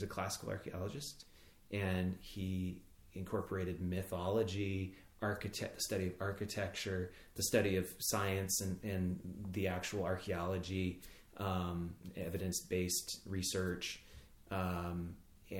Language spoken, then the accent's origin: English; Boise, Idaho, United States; moved away as an adult; also born or lived in Maine; I grew up in Boise, Idaho